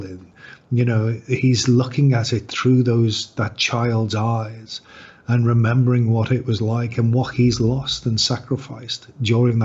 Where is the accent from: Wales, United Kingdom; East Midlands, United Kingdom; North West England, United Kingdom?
North West England, United Kingdom; Liverpool; I grew up in the north of England. I grew up in Liverpool.